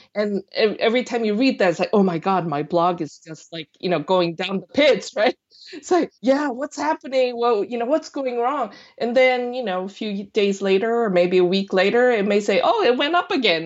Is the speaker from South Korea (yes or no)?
yes; South Korea; moved away; also born or lived in United States; I'm born and raised in Korea, but I lived in the States for, you know, over I guess, twenty years before I went back